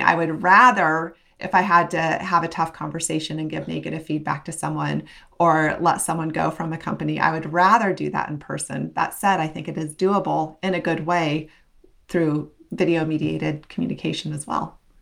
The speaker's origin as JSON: {"language": "English", "region": "Western Nebraska", "country": "United States", "tie": "born or raised there", "said": "I grew up in Western Nebraska"}